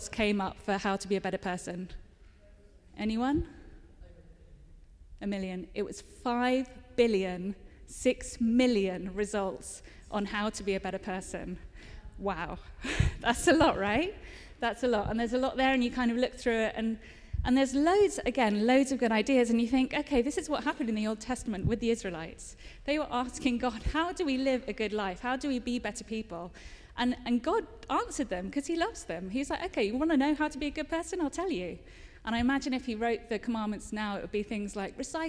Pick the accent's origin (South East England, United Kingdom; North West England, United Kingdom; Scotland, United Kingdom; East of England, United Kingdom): South East England, United Kingdom; Cholsey; moved away; my hometown, Cholsey